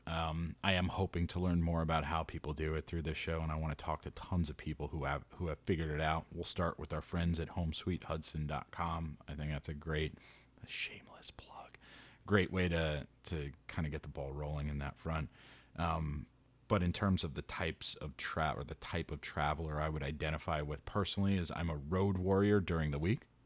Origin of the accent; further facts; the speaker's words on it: New York City, New York, United States; growing up in New York City, if you're from Queens